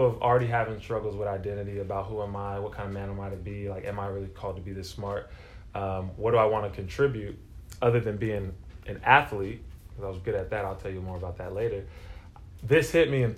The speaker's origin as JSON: {"language": "English", "town": "Modesto", "region": "California", "country": "United States", "tie": "born or raised there", "also_born_or_lived": "Bay Area, California / Del Paso Heights, Sacramento, California", "said": "I was born 1989, and I was raised in Modesto, California"}